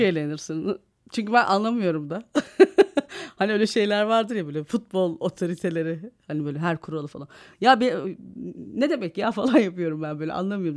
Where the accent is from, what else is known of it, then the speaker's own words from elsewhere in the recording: Istanbul, Turkey; also born or lived in Malatya; yel değirmeninde büyüdüm ben. Malatyalıyız ama işte babam ben bir yaşındayken tayini çıkıyor İstanbul'a öğretmen.